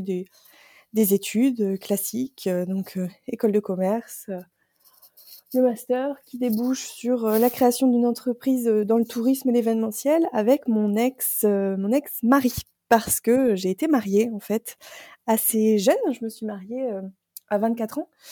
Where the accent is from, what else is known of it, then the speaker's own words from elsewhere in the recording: Picardy, Hauts-de-France, France; moved away; je suis originaire du, nord de la France, la belle région de la Picardie